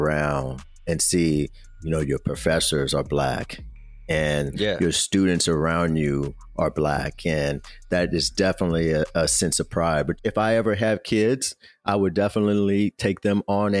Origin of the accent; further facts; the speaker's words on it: Kansas City, Missouri, United States; I'm from Kansas City, Missouri. So I grew up rooting for Mizzou